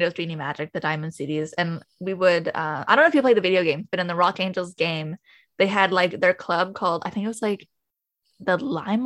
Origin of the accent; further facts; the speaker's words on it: Canada; We're both Canadian guys